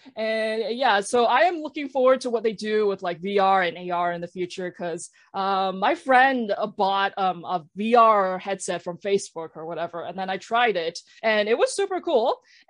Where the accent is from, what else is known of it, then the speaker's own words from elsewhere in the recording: Canada; I spent years unpacking my thoughts, my feelings about like being Chinese and being Chinese Canadian, being Chinese diaspora.